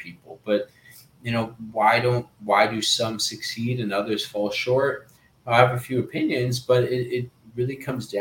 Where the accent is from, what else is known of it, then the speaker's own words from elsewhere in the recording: Canada; also born or lived in Peru; I'm Canadian Peruvian